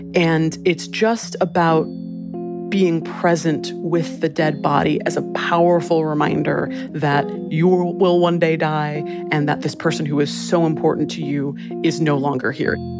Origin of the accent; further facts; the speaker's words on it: Hawaii, United States; now in Los Angeles, United States; I grew up in Hawaii